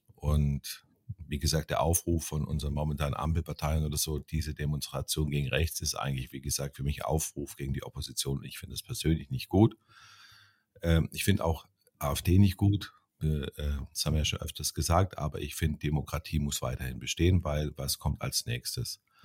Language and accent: German; East Germany, Germany; ich bin, wie gesagt, in der DDR aufgewachsen